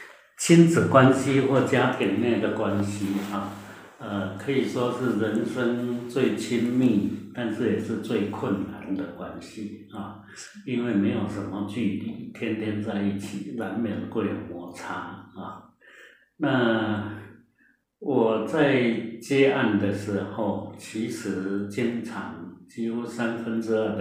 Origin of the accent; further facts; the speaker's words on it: Taiwan; 我们台湾话讲